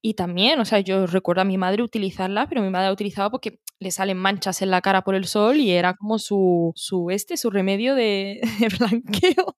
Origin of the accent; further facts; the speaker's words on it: Morocco; moved away; soy de Marruecos